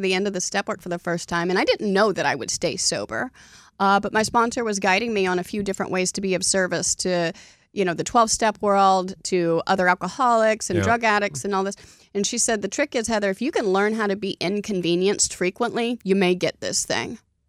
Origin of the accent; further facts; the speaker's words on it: Oklahoma, United States; No. See, I'm from Oklahoma, so Donnie's making fun of me.